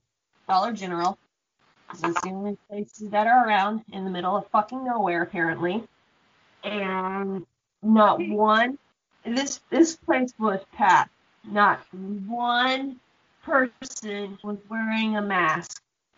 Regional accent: United States; I'm from Knox County, and we're told that if we don't do this, we will get fined anywhere between $50 to $500, depending on the area.

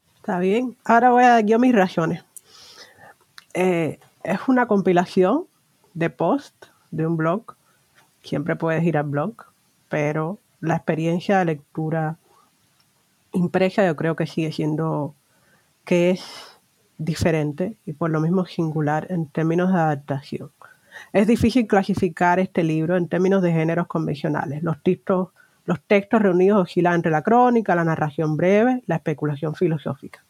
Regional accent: Cuba; la mayoría de quienes se identifican como cubanos. Me incluyo ahí

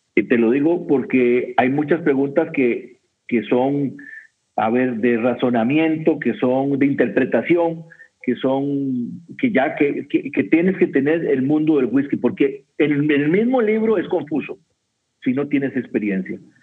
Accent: Costa Rica; soy de Costa Rica

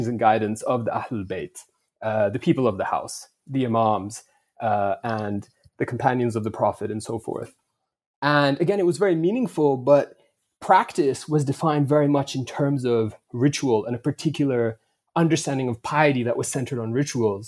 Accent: Vancouver, British Columbia, Canada; I grew up in Vancouver. That's my hometown.

